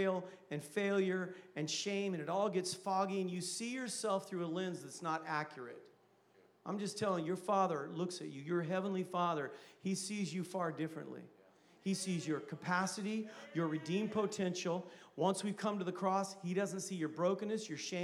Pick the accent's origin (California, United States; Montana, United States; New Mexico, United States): California, United States; Vacaville; I'm from Vacaville